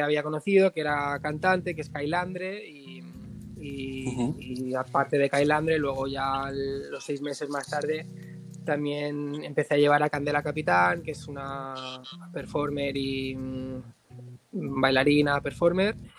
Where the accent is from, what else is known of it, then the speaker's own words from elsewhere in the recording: Barcelona, Catalonia, Spain; also born or lived in Granada; nací en Barcelona. Em, 28 años y, nada, em, viví durante un tiempo en Granada porque tengo familia en Granada, luego volví con 18